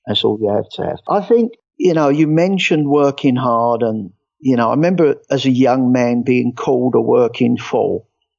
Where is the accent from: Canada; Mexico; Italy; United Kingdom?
United Kingdom; England; moved away as an adult; now in United States; The first thing obviously they're going to get is that I'm not from here. I'm English. I moved over here about 12 years ago